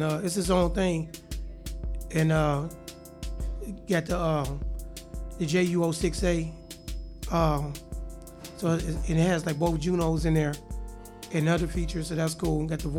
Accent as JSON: {"language": "English", "town": "Detroit", "region": "Michigan", "country": "United States", "tie": "born or raised there", "said": "I was born in Detroit and born on Mars at the same time."}